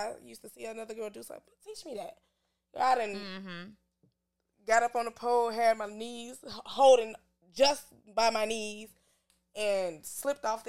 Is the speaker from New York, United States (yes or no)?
no; St. Louis, Missouri, United States; I'm from St. Louis.